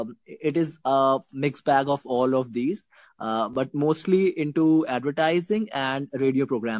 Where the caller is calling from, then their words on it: Lucknow, Uttar Pradesh, India; I am talking from Lucknow, India.